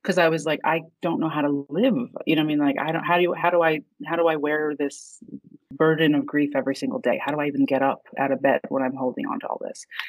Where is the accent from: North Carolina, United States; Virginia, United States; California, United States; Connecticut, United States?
Virginia, United States; moved away as an adult; also born or lived in Egypt; now in New York, United States; my family's Egyptian. Um, I was actually born overseas, but ra- we moved here when I was three. So, I was raised in Virginia, and then I've lived in New York for over 20 years